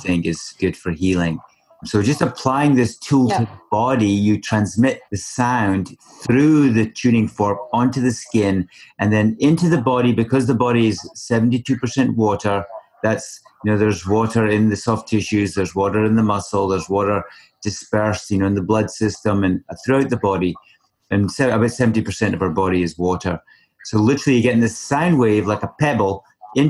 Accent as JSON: {"language": "English", "region": "Scotland", "country": "United Kingdom", "tie": "born or raised there", "moved": "as an adult", "lives_now": "British Columbia, Canada", "said": "growing up in Scotland for 32 years before coming over here to BC"}